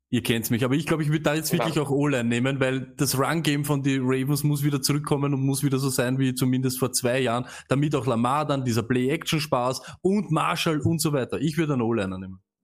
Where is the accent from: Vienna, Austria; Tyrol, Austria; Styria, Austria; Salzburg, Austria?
Vienna, Austria; als Wiener